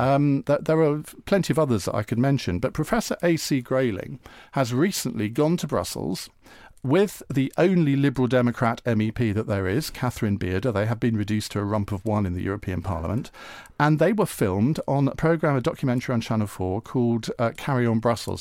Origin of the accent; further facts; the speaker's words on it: Essex, East of England, United Kingdom; as a teenager, would go to his parents' pub. fa-, fantastic pub. The cricketers in Clavering in Essex